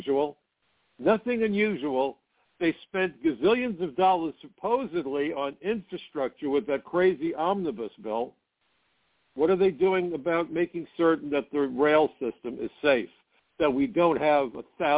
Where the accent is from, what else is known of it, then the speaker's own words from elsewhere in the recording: New York, United States; I'm a New Yorker